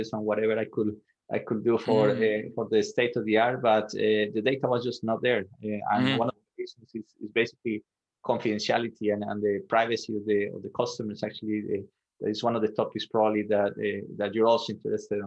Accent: Medellin, Antioquia, Colombia; moved away as an adult; also born or lived in Sweden; I'm originally from Colombia, so I was born and raised in Medellin, Colombia

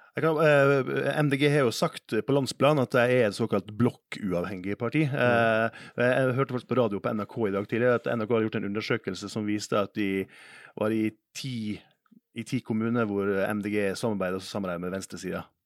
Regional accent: Western Norway, Norway; Jeg kom fra gård på Vestlandet

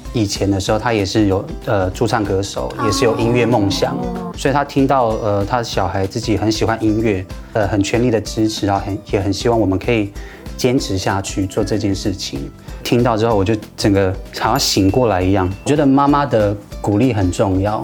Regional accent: Alishan, Chiayi County, Taiwan; 我来自阿里山的周竹

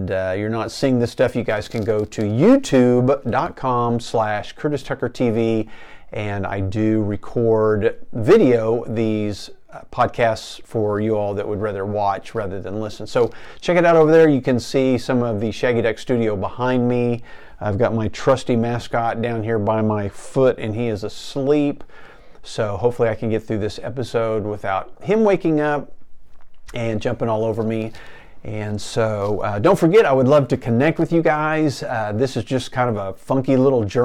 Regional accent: Enid, Oklahoma, United States; living the American dream here in small town Enid, Oklahoma

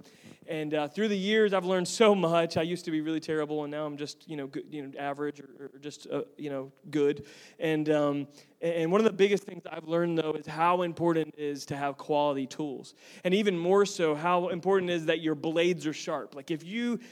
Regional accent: Tampa, Florida, United States; I'm originally from Tampa

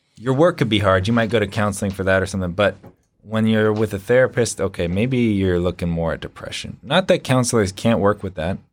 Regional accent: California, Washington, West Coast, United States; moved away as an adult; now in Ohio, United States; I hail from the East Coast, or West Coast, uh, California, in Washington. I moved out here to Ohio about three years ago

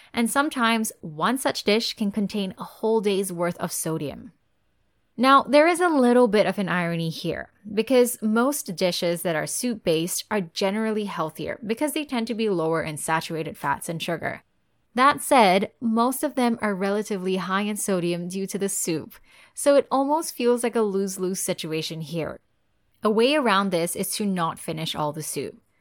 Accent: Singapore; as a Singaporean and as a nutritionist

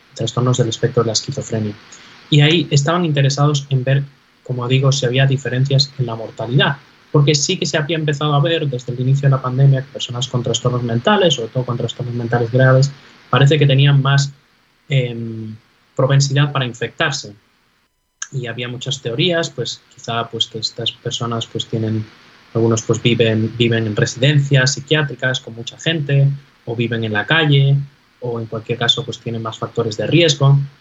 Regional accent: Galicia, Spain; moved away as an adult; also born or lived in Navarre; now in New York, United States; los gallegos somos emigrantes por naturaleza

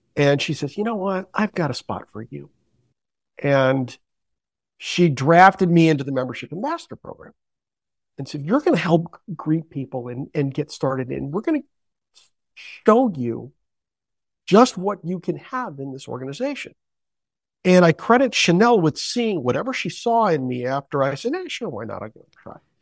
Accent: Northampton, Massachusetts, United States; now in New London, New Hampshire, United States; I grew up in Northampton, Massachusetts.

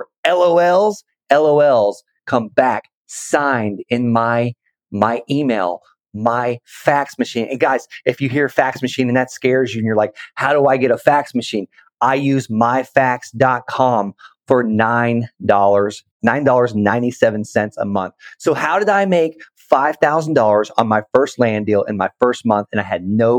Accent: Okeechobee, Florida, United States; moved away as an adult; also born or lived in Colorado Springs, Colorado; I'm actually from Okeechobee, Florida

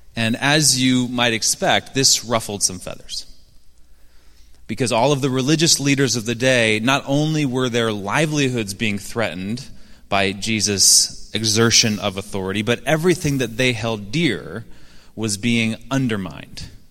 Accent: Seattle, Washington, United States; moved away; my hometown of Seattle. I should say, former hometown of Seattle.

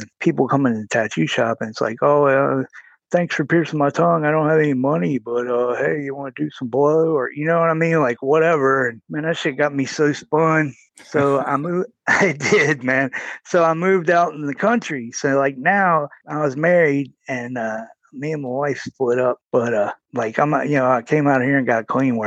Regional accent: Roanoke, Virginia, United States; I was born in Roanoke, Virginia. I grew up there, lived there most of my life.

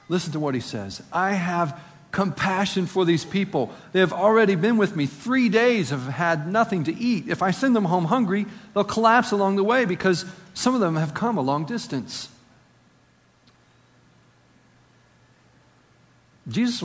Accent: Appalachia, United States; accent: Appalachian; my Appalachian accent

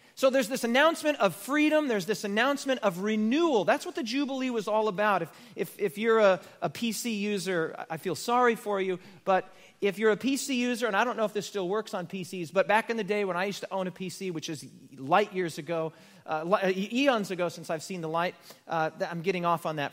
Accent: United States; I'm an American

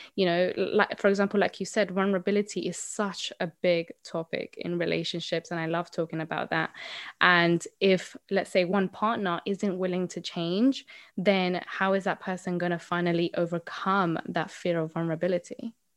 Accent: Colombia; now in United Kingdom; So I am originally from Colombia, um, but I have been living here in the U K for a very long time

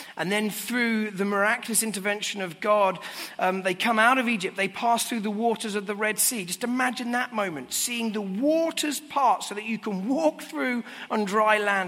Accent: United Kingdom; now in London, United Kingdom; as a Brit

